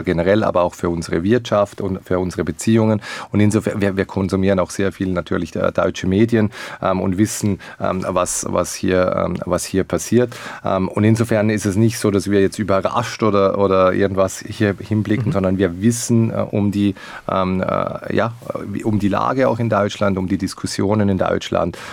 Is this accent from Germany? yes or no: no; Liechtenstein; als Liechtensteiner